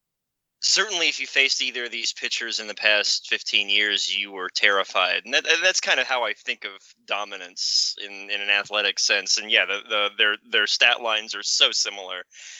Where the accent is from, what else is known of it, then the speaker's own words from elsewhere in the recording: Virginia, United States; Justin Verlander is from my home state of Virginia